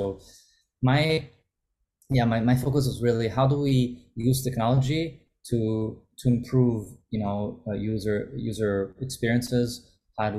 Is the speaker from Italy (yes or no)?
yes; Italy; English is a second language; Look, my background is an Italian. I grew up in Italy, but also grew up in other countries. I went to international school